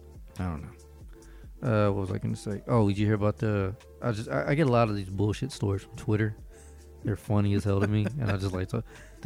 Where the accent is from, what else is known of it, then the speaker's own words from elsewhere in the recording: Florida, United States; moved away; I'm from Florida.